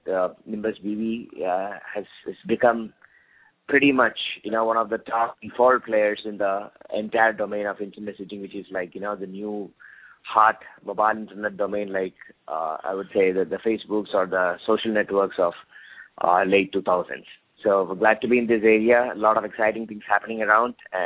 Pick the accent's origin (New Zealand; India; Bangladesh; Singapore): India; moved away; also born or lived in United States / Oxford, United Kingdom; I grew up in India for a good part of my childhood before I moved down to States.